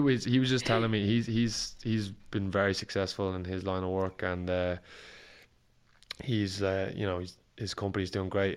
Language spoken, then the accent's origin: English; Ireland; an Irish fighter